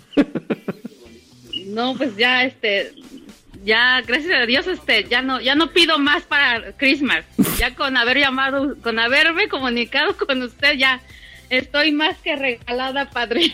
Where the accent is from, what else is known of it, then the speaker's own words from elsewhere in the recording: State of Mexico, Mexico; now in Franklin, United States; soy del Estado de México, pero vivo en Carolina del Norte